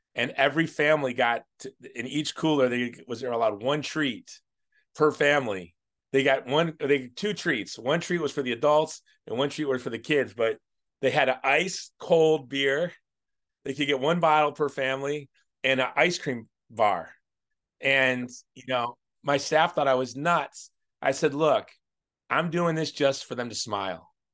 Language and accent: English; Hawaii, United States; obviously I'm from Hawaii. I'm a conservative Republican from Hawaii